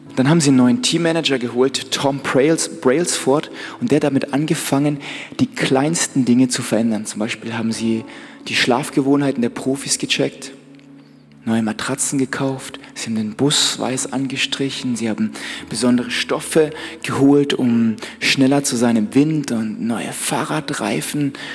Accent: Black Forest, Baden-Württemberg, Germany; bei uns im Schwarzwald

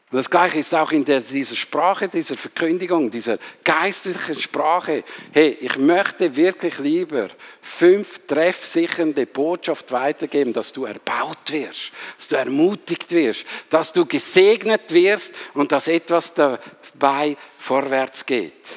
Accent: Switzerland; Ich bin halt Schweizer

